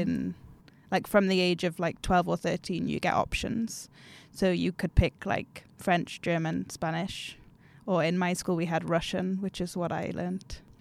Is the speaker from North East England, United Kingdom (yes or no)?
yes; Newcastle upon Tyne, North East England, United Kingdom; moved away as an adult; now in Umeå, Sweden; I am from Newcastle in the UK